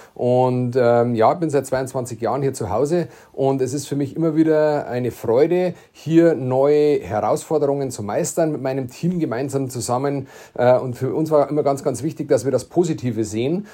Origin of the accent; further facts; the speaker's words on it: Bavaria, Germany; accent: Bavarian; dass man das Bayerisch versteht